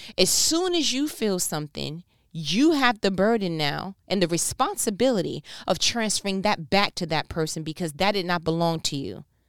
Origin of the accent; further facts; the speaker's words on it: New York, United States; I'm from New York. where I am one thousand percent fluid in body language and sarcasm